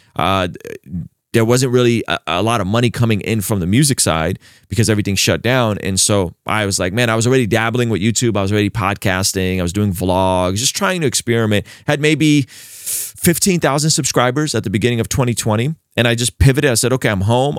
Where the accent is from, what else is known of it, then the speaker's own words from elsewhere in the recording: San Diego, California, United States; also born or lived in Baku, Azerbaijan / Vista, California; growing up in San Diego, this is the nineties